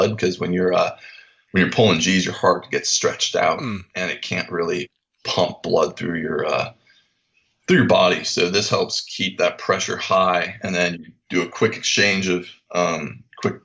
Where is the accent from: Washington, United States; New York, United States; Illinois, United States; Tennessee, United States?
Washington, United States; Seattle; moved away as an adult; growing up in Seattle, right underneath the flight path for, you know, the aircraft